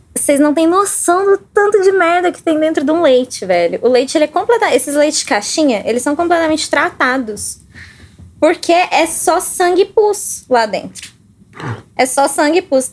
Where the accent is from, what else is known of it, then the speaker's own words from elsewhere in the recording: Baependi, Minas Gerais, Brazil; moved away as an adult; now in Belo Horizonte, Brazil; eu sou do sul de Minas. É, moro em BH tem uns 4 anos, 5 anos mais ou menos. Sou de Baipendi